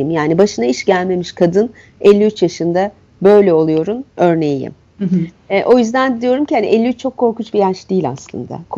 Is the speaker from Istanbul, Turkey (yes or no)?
yes; Istanbul, Turkey; E, köy nedir bilmem e, şehirde büyüdüm. Şehrin çeşitli hallerini biliyorum ve insana göre olmadığını da e, anlayacak tecrübem bir İstanbullu olarak.